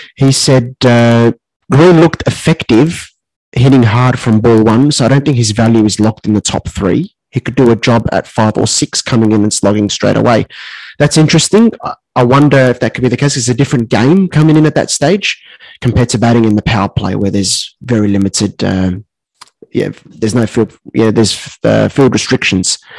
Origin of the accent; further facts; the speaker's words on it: Australia; as an Aussie